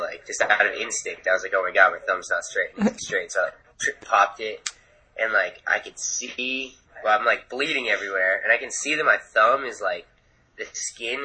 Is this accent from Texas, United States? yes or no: no; Vermont, United States; moved away; I'm from Vermont originally.